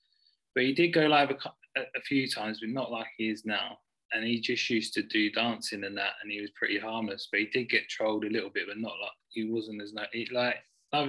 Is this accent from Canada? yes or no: no; Essex, East of England, United Kingdom; also born or lived in Devon / Leicestershire; now in Hinckley, United Kingdom; Yeah, from Devon. I'm from Essex originally.